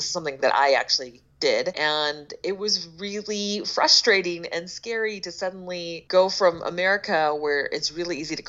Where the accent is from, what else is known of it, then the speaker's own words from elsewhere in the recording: Philadelphia, Pennsylvania, United States; Yeah, it's my hometown. As well, and I do not recognize it.